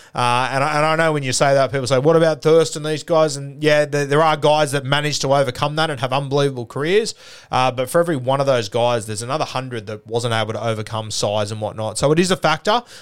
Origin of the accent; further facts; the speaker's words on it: Sydney, New South Wales, Australia; growing up in the South Sydney comp